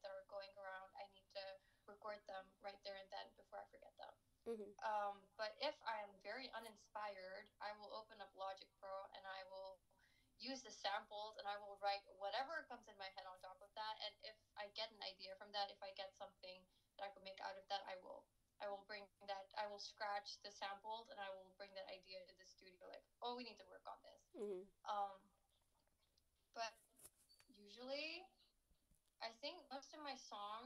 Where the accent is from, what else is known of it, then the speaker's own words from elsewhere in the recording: Lahore, Punjab, Pakistan; I grew up in Lahore